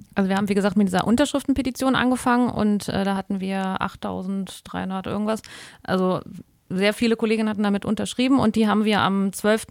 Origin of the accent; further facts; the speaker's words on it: Germany; bei uns in Deutschland